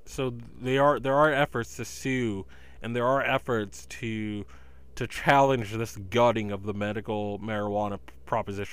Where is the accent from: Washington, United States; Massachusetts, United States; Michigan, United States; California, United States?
Massachusetts, United States; my home state of legal grass, Massachusetts